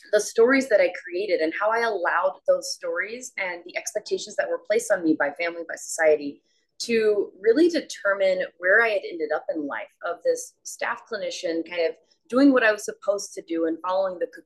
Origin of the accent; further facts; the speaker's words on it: South Carolina, United States; moved away as an adult; now in Arizona, United States; I'm from South Carolina. I live in Arizona now